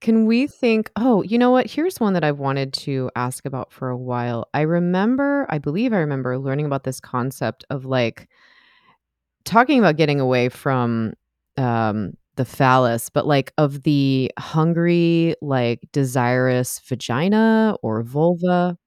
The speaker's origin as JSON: {"language": "English", "country": "United States", "said": "I'm an American"}